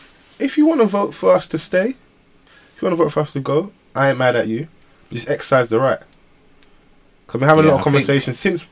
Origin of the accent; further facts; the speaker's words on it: England, United Kingdom; I'm born in England. I'm English.